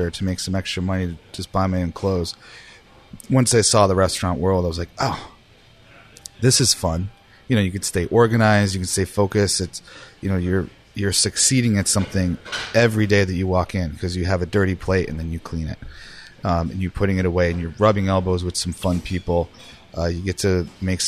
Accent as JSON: {"language": "English", "town": "Cheektowaga", "region": "New York", "country": "United States", "tie": "born or raised there", "moved": "as an adult", "lives_now": "Portland, Maine, United States", "said": "I grew up in Cheektowaga, New York, which is just outside of Buffalo."}